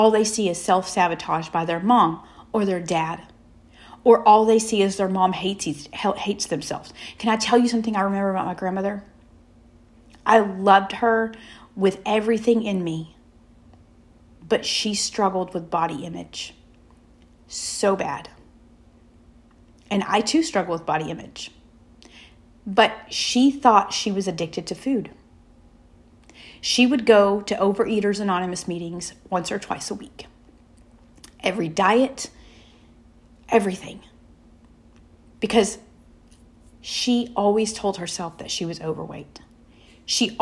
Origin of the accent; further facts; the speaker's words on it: the South, United States; We're from the South